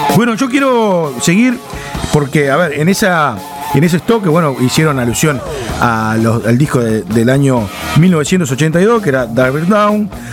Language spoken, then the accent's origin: Spanish; Uruguay; como uruguayos